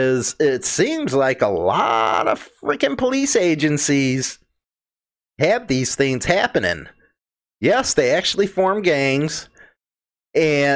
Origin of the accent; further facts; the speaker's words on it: United States; as an American